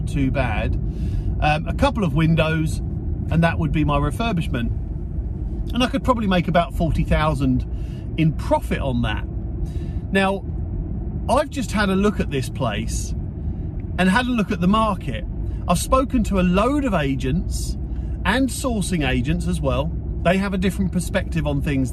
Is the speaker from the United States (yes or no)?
no; South Coast, Portsmouth area, South East England, United Kingdom; I'm from the South Coast. I'm down in the Portsmouth area